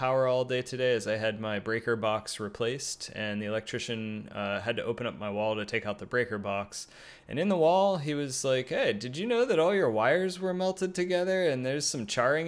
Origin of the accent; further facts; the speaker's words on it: Pittsburgh, Pennsylvania, United States; now in Santa Cruz, United States; I grew up in Pittsburgh, Pennsylvania